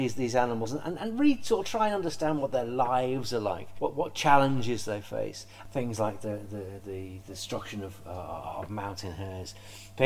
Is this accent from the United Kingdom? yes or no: yes; Merseyside, North West England, United Kingdom; I grew up on Merseyside